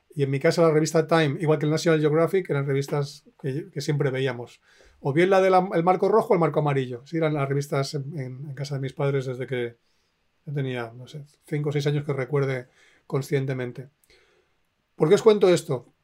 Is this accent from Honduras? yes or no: no; Spain; also born or lived in Finland; me crié en España